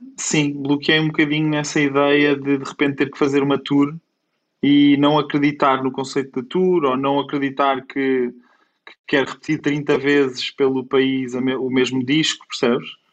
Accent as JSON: {"language": "Portuguese", "town": "Coimbra", "region": "Centro", "country": "Portugal", "tie": "born or raised there", "also_born_or_lived": "Lisbon", "moved": "as an adult", "said": "eu sou de Coimbra e até aos meus 18 anos sempre vivi com esta vida bairrista"}